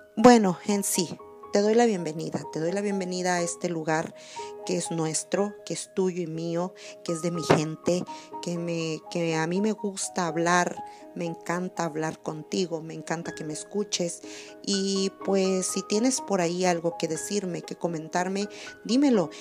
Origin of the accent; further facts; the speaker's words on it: Acaponeta, Nayarit, Mexico; now in California, United States; Yo soy de la ciudad de la ciudad de Acaponeta, Nayarit soy de Nayarit, soy de México.